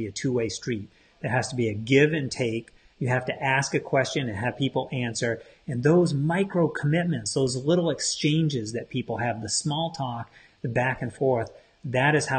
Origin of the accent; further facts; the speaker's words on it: Maine, United States; I'm from Maine, on the coast of Maine, where we pay attention to our tides